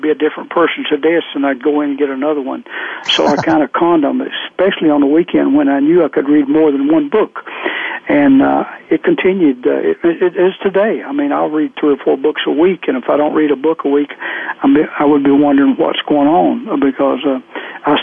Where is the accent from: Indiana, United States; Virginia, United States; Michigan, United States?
Virginia, United States; Southwest; I grew up in Southwest Virginia